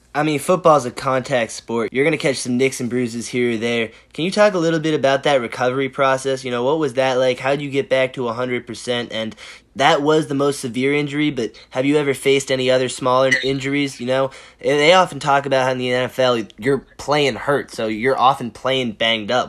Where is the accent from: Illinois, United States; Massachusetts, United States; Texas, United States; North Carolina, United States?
Massachusetts, United States; Boston; we're from Boston